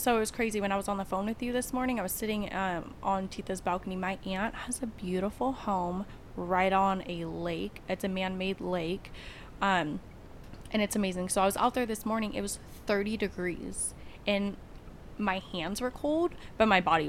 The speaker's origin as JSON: {"language": "English", "town": "Antioch", "region": "California", "country": "United States", "moved": "as an adult", "lives_now": "Idaho, United States", "said": "I was from California."}